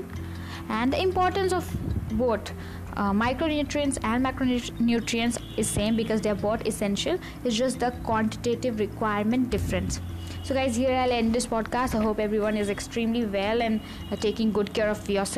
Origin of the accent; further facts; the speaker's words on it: India; I'm an Indian